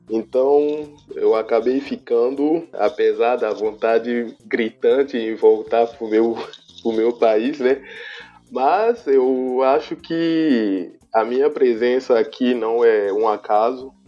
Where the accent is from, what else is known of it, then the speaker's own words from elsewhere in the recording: Benin; moved away as an adult; now in Brazil; sou arquiteto e urbanista beninense da República do Benin